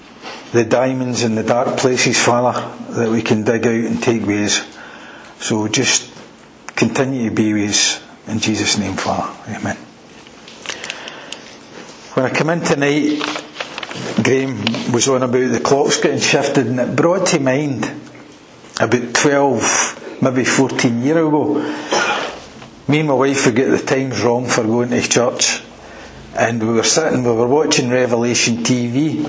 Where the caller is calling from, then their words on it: Airdrie, Scotland, United Kingdom; I'm calling you for a stay in Airdrie. Yeah, you know, it's between Glasgow and Edinburgh, you wouldn't know it.